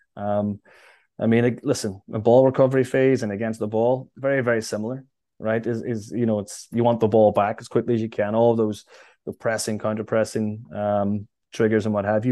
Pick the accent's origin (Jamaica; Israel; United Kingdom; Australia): United Kingdom; Derry, Northern Ireland; now in New York, United States; Derry was a great place to grow up.